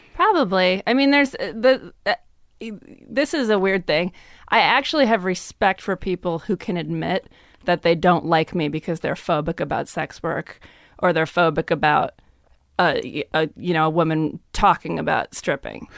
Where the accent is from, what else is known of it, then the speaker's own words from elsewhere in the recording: Lemont, Illinois, United States; moved away; also born or lived in Minneapolis; I grew up in the suburbs of Chicago